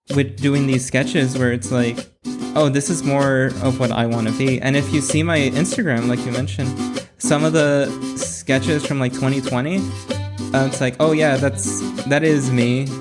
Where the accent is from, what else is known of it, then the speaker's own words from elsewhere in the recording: Bell, California, United States; also born or lived in Cudahy, California; now in Whittier, United States; I was born in L A and raised in, uh, Southeast L A. And, uh, I, w, I was in Bell